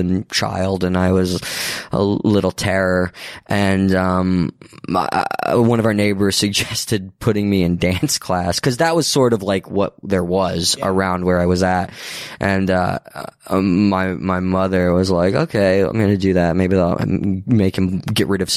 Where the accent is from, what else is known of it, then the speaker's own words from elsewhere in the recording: Akron, Ohio, United States; moved away as an adult; Cleveland, Akron. I grew up in Northeast Ohio until I was I was there until I went off to school to college